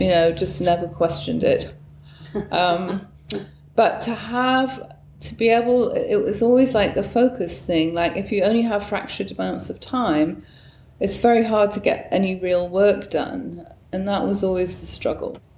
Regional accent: Newcastle upon Tyne, North East England, United Kingdom; moved away as an adult; also born or lived in Bristol; now in United States; I was born on June the 6th, 1958, in northern England, in a little, what's the word, uh, part of Newcastle on Tyne, uh, uh, an area called Gosforth.

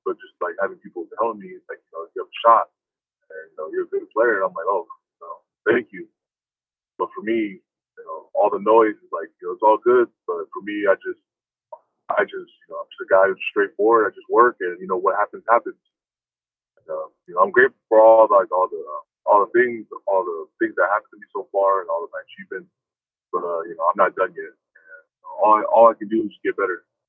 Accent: Chico, California, United States; I am from Chico, I'm from a small town

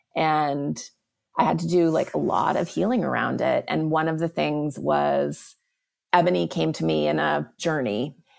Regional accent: Montana, United States; now in Los Angeles, United States; I am from Montana and I've been going back a lot to ride horses. I grew up riding horses

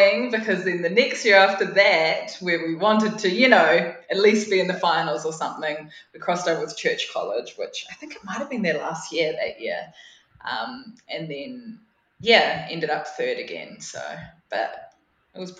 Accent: Nelson, New Zealand; I'm born and raised in Nelson, so nice little town in the top of the South Island.

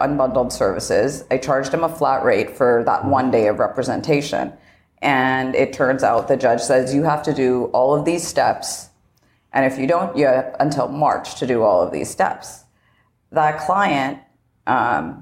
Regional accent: Canada; moved away as an adult; now in United States; I am originally Canadian, but I had my own immigration process when I was coming here.

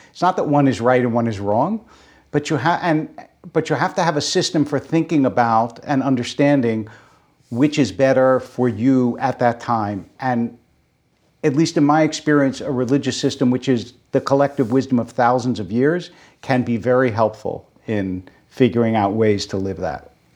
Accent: Philadelphia, Pennsylvania, United States; moved away; growing up in Philadelphia

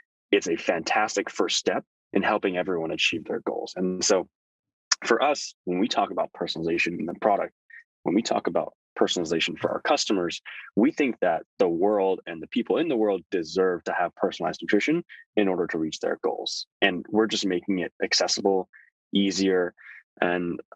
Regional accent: Thousand Oaks, California, United States; also born or lived in Toronto, Canada; we moved to a little sleepy town called Thousand Oaks, north of Los Angeles. And that's where I grew up

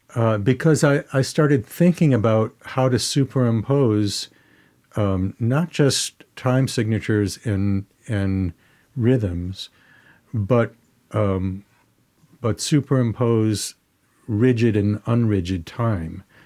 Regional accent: Detroit, Michigan, United States; moved away; I grew up in Detroit and, uh, around great Motown artists.

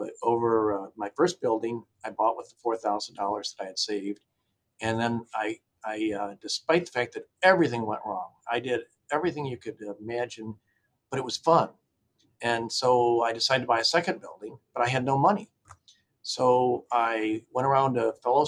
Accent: Ann Arbor, Michigan, United States; I grew up in Ann Arbor, Michigan, which was a pretty liberal, non-business sort of place

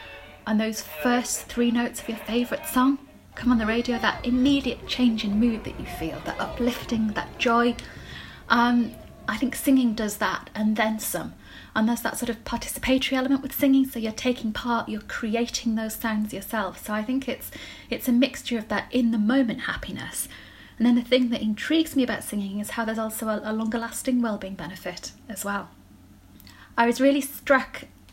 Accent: United Kingdom; accent: northern; my northern accent disappears

